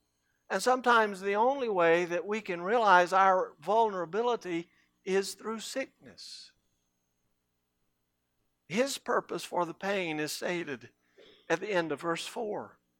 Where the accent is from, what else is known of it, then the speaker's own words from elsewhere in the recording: Cairo, Cairo Governorate, Egypt; When I was growing up in Cairo, we had a public pool.